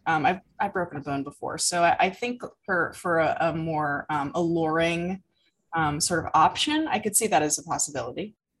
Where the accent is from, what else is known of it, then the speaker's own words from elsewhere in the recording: United States; growing up in America